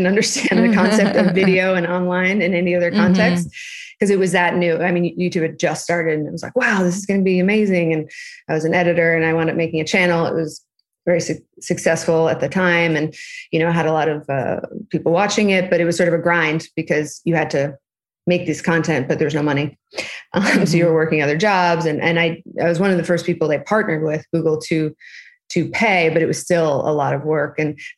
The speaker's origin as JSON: {"language": "English", "region": "New York", "country": "United States", "also_born_or_lived": "Los Angeles", "lives_now": "London, United Kingdom", "said": "I'm from New York."}